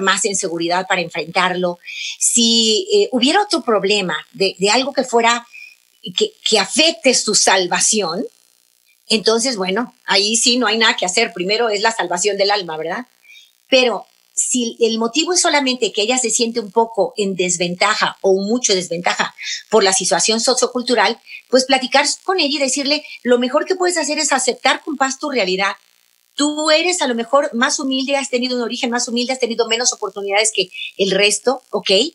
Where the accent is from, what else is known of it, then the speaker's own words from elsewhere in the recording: Mexico; mi país, México